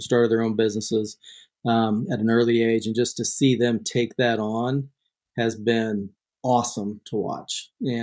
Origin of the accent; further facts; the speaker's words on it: Kansas, United States; moved away as an adult; also born or lived in Las Vegas; now in Idaho, United States; I grew up in Kansas